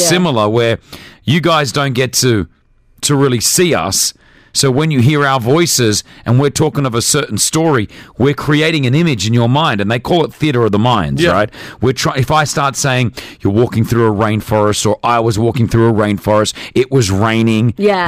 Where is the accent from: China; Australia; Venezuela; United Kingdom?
Australia; also born or lived in Lebanon; now in United Arab Emirates; I'm an Australian Lebanese man living in the UAE